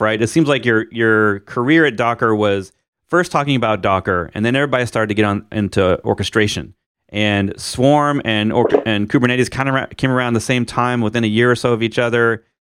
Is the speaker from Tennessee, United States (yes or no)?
no; Missouri, United States; where I grew up in Missouri